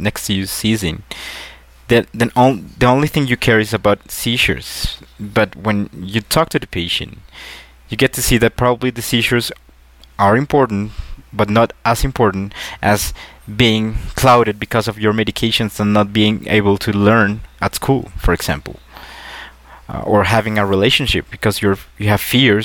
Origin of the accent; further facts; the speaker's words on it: Colombia; I'm from Colombia